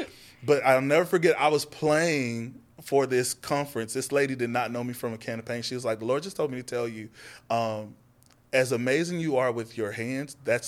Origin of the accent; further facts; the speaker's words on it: Fort Myers, Florida, United States; moved away as an adult; now in Los Angeles, United States; You know, growing up in Fort Myers, which is a very, you know, impoverished area, it's a lot of crime.